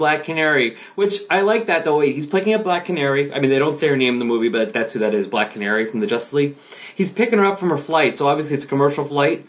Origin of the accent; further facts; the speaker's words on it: New Jersey, United States; I'm from Jersey.